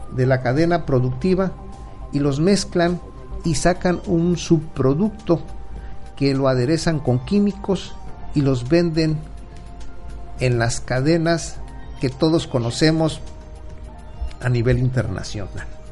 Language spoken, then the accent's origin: Spanish; Acapulco, Guerrero, Mexico; recuerdo de niño la forma en que mataban a los cerdos allá en mi pueblo para hacer el relleno, un, guiso muy, muy tradicional en Acapulco Guerrero